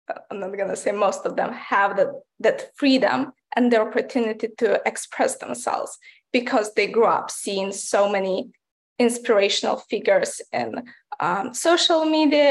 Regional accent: Ukraine; moved away; I grew up in Ukraine, which is part of Eastern Europe.

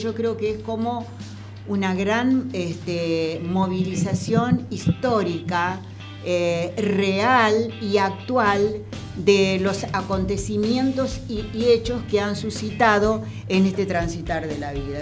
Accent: Argentina

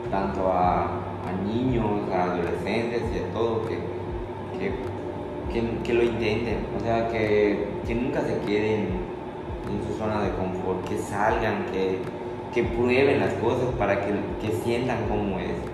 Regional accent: Valladolid, Yucatán, Mexico; no quedarme acá en Valladolid porque ah, soy la estrellita de Valladolid

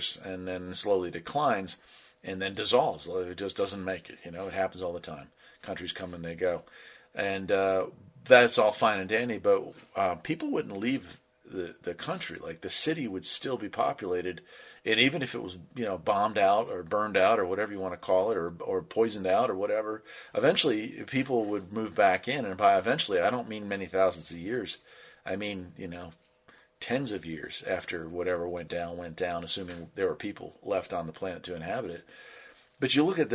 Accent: West Virginia, United States; the property where my parents live still, and I grew up in West Virginia.

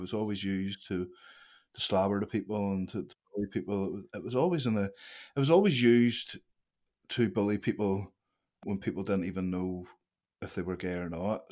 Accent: Larne, Northern Ireland, United Kingdom; I grew up in Larne, uh, a slice of Curran Castle. It's a wee village just outside

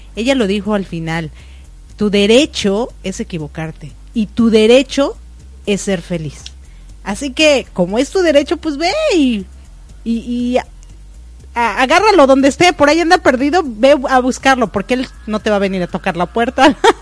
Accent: Mexico; now in United States; yo nací en México y vivo en Estados Unidos

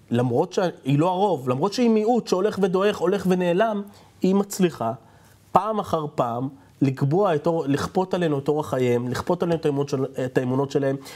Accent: Yehud, Central District, Israel; נולדתי ביהוד.

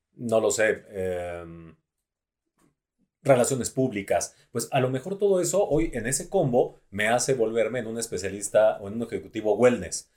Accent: Mexico; los mexicanos somos muy creativos

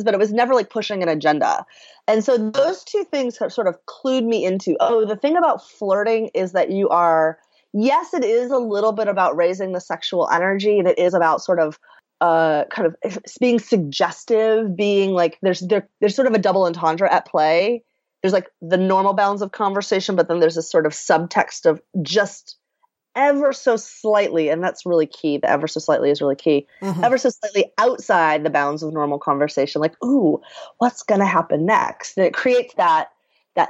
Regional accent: the South, United States; I grew up in the South. And as a woman in the South

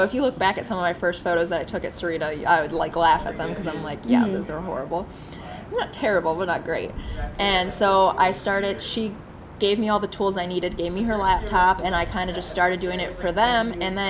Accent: Maryland, United States; Like I grew up in Maryland.

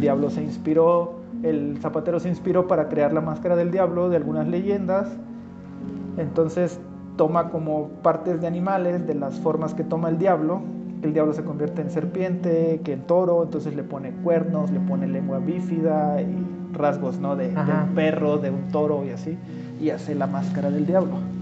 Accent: Chapulhuacanito, San Luis Potosí, Mexico; moved away; la del barrio donde yo nací, ahí en Chapulhuacanito

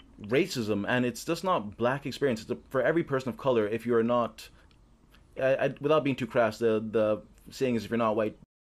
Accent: Uganda; moved away as an adult; now in Toronto, Canada; I am not a native Canadian Toronto resident. I am a African diaspora African. I'm from Uganda. And I came here specifically for education. I came here for university.

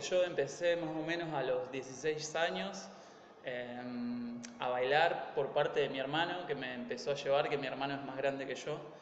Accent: Argentina; moved away; yo me incluyo, que soy latino, o sea, más allá que somos argentinos, pero latinos

